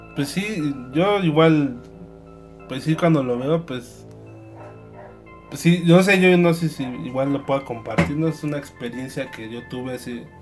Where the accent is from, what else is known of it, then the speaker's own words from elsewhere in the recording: Mexico; nosotros como mexicanos